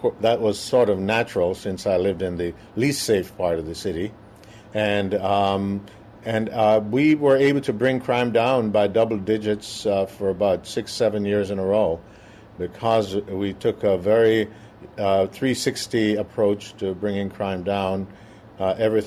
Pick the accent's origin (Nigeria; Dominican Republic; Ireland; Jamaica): Jamaica; moved away as an adult; now in Minneapolis, United States; I am originally from Jamaica.